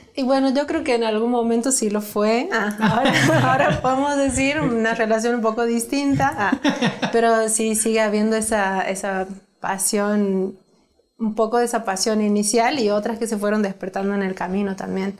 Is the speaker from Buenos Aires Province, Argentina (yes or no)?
no; Santiago del Estero, Argentina; yo soy de Argentina de, he nacido en una provincia que se llama Santiago del Estero